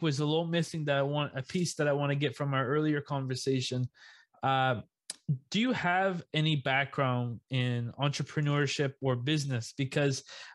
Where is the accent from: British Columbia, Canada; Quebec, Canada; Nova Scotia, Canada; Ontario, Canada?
Nova Scotia, Canada; Yarmouth; I'm from a small town in Yarmouth, okay, fishing community.